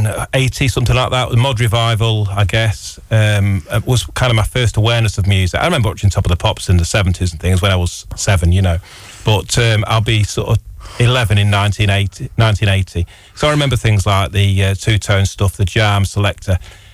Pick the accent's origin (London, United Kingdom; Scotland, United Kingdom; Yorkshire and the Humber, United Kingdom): Yorkshire and the Humber, United Kingdom; York; born there; also born or lived in Burton-on-Trent; Yeah, I was born in York, but I only lived there for 6 months.